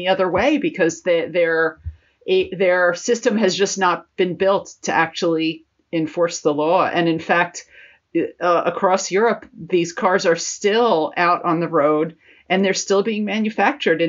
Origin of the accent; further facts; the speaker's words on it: United States; now in London, United Kingdom; as an American